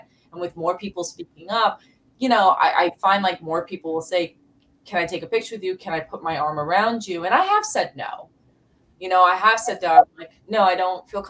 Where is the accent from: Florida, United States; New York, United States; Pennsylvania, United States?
New York, United States; New York City; I also grew up in the South Bronx, so I have South Bronx face.